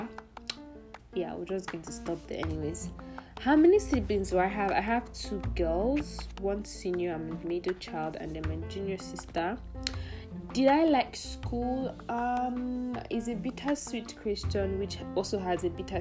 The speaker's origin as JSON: {"language": "English", "country": "Nigeria", "tie": "born or raised there", "also_born_or_lived": "southeast Nigeria / northwest Nigeria", "said": "I grew up in Nigeria, basically, in the southeast and in the northwest"}